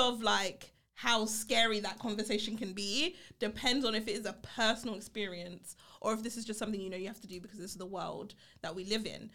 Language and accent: English; London, United Kingdom; I grew up in Brixton, uh, Brixton Hill in the U K, right? Um, in London.